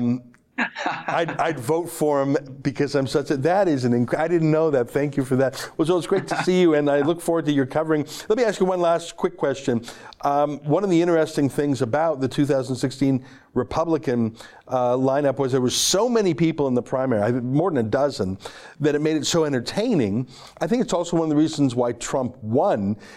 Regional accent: Alberta, Canada; I'm from Alberta

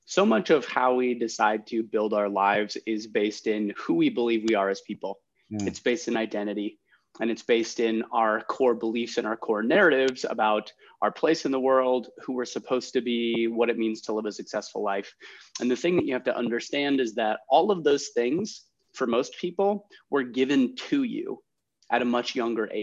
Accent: Ohio, United States; also born or lived in San Francisco; now in Chicago, United States; I'm from Ohio originally.

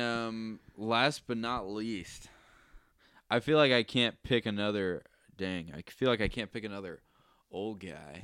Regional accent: outside of Boston, Massachusetts, United States; now in Nashville, United States; I'm originally from, uh, outside of Boston, but I live in Nashville

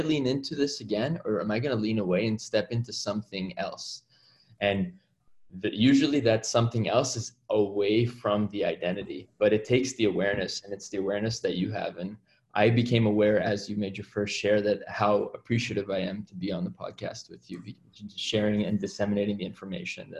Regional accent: Toronto, Ontario, Canada; I hail from Toronto, Ontario, Canada. And I practice emergency medicine up here

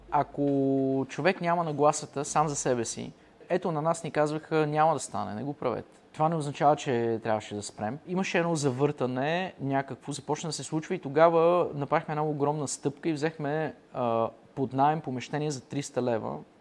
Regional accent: Pazardzhik, Pazardzhik Province, Bulgaria; Веднага след казармата се прибрах в Пазарджик

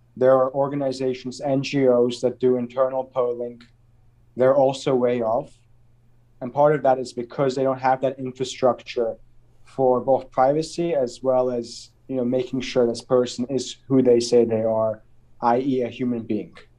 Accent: Azerbaijan; growing up in Azerbaijan

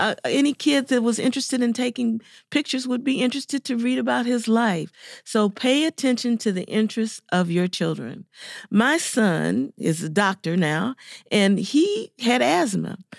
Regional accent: Chicago, Illinois, United States; I grew up in Chicago, Illinois

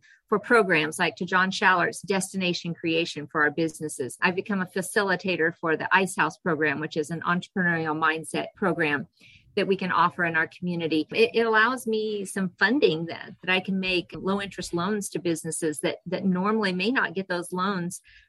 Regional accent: Eastern Kansas, United States; also born or lived in Hanston, Kansas; now in Hodgeman County, United States; I grew up in Eastern Kansas, went to Kansas State University, met my husband there

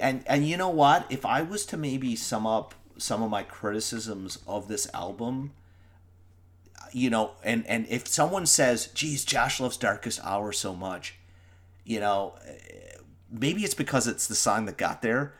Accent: Newfoundland and Labrador, Canada; also born or lived in Ireland; we're Newfoundlanders

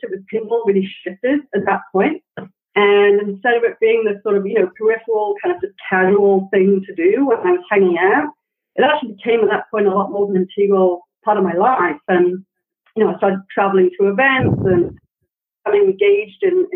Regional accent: Wales, United Kingdom; also born or lived in San Francisco; now in United States; I grew up in Wales in the UK

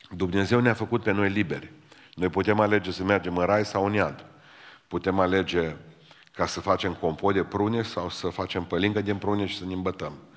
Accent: Romania; suntem români, români

